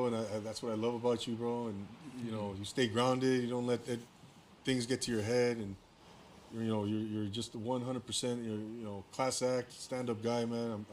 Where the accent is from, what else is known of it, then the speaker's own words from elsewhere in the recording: Inland Empire, California, United States; I'm from the Inland Empire